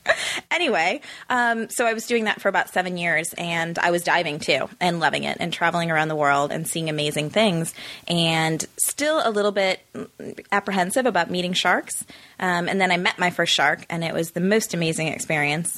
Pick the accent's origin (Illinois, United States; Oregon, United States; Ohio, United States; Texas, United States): Illinois, United States; Chicago; also born or lived in South Africa; now in Los Angeles, United States; growing up in the Midwest